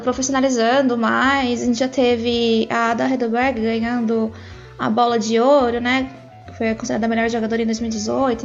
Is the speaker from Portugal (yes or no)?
no; Brazil; moved away; also born or lived in Europe; A gente, como brasileiro